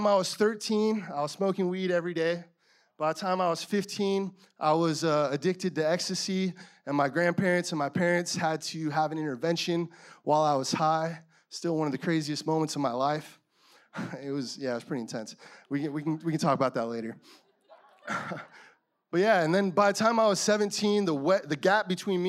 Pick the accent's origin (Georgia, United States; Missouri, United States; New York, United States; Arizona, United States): Arizona, United States; Yuma; moved away; also born or lived in San Francisco / La Mesa; I was born in a small town of Yuma, Arizona in 1994